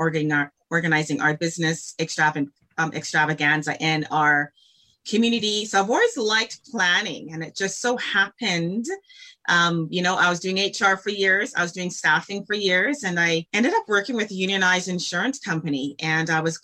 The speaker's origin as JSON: {"language": "English", "town": "Calgary", "region": "Alberta", "country": "Canada", "tie": "born or raised there", "said": "born and raised in Calgary, Alberta"}